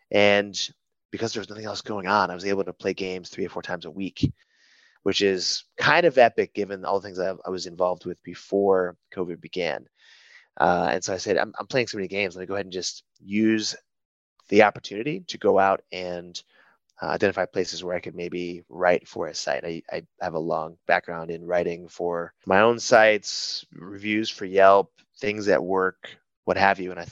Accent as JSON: {"language": "English", "town": "Rochester", "region": "New York", "country": "United States", "lives_now": "Chicago, United States", "said": "Yeah, I've been now in Chicago for going on 10 years, uh, originally from, gosh, all over Rochester, New York for a stretch"}